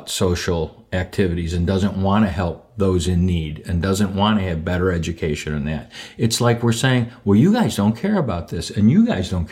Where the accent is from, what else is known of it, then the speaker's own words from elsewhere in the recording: Skokie, Illinois, United States; I was born and raised in Skokie